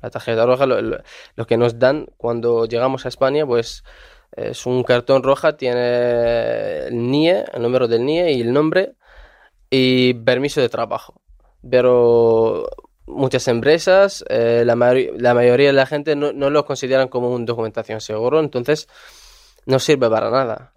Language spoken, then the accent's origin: Spanish; Daraa, Daraa Governorate, Syria; Spanish is a second language; moved away as an adult; now in Spain; estábamos en nuestra ciudad Dara, en el sur de Siria